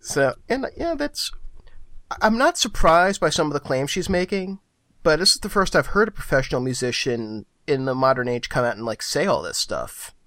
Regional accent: Philadelphia, Pennsylvania, United States; moved away; also born or lived in New York; my hometown

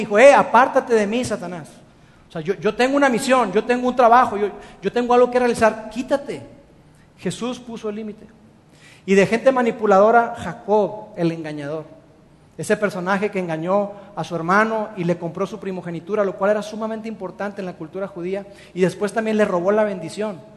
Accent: Mexico; los mexicanos somos extraordinarios en el servicio al cliente

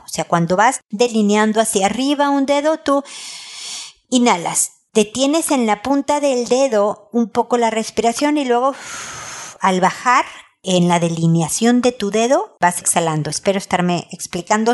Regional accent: Mexico; soy mexicana

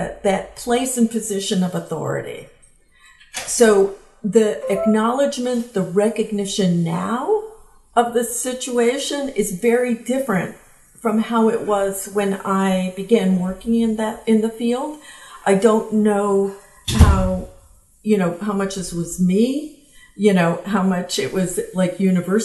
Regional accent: the South, United States; I grew up in the South

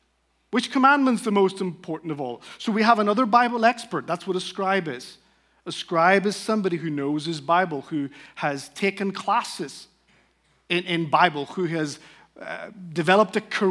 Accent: Spain; accent: Northern Irish; I speak Spanish. I grew up in Spain as a missionary kid. Now, that's hard to understand in light of my Shrek-like Northern Irish accent, but I grew up in a Christian home.

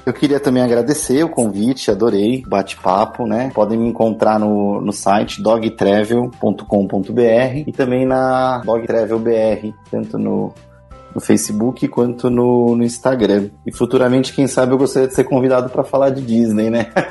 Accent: Guarulhos, São Paulo, Brazil; eu sou de Guarulhos

